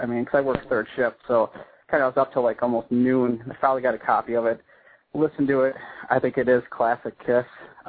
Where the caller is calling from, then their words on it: Wisconsin, United States; I'm calling from Wisconsin, actually.